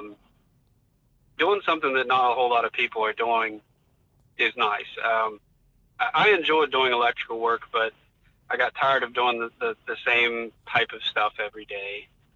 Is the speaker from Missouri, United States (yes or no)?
no; French Creek, West Virginia, United States; I was born on Frenchton Road in French Creek